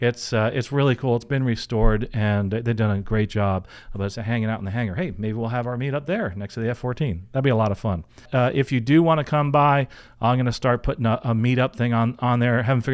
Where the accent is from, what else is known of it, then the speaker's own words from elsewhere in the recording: Venezuela; now in United States; To give some context, I'm from Venezuela, living in the U.S., I've always wanted to fly